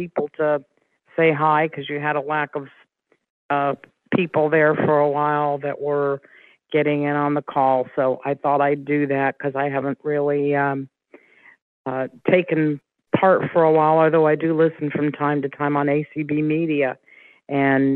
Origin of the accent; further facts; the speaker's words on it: Ohio, United States; now in Florida, United States; I'm currently in Florida. I guess I'm actually from Ohio